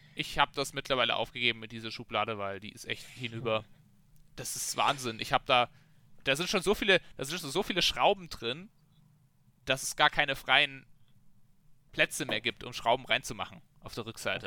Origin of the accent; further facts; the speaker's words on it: Germany; als Deutscher trinkst du so dein Bier